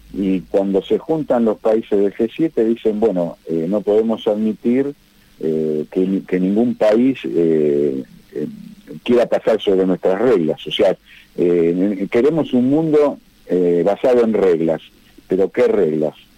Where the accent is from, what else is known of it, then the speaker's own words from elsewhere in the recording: Argentina; como argentino